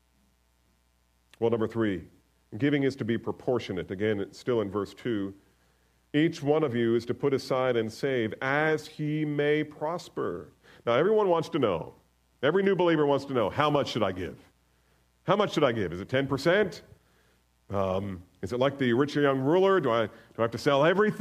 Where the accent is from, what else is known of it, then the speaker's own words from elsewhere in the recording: the North, United States; I'm a Northerner.